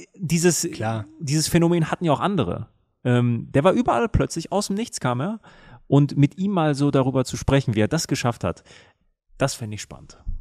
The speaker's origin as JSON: {"language": "German", "town": "Münster", "region": "North Rhine-Westphalia", "country": "Germany", "tie": "born or raised there", "said": "war ich in der Münsteraner Innenstadt, meiner Heimatstadt"}